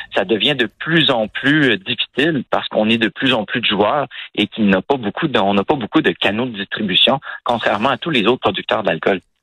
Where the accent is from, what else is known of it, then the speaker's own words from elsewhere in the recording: Quebec, Canada; chez nous, au Québec